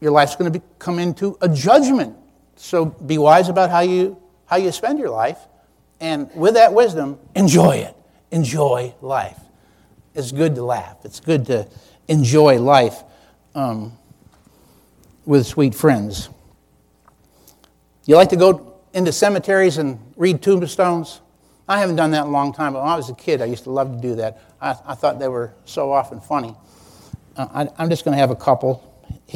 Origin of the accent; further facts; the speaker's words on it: New York, United States; now in Lynchburg, Virginia, United States; I'm from New York State